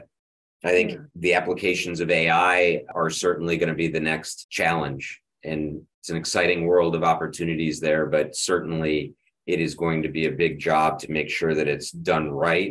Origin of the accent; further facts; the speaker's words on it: Rochester, New York, United States; I grew up in Rochester, which is where my medical center is.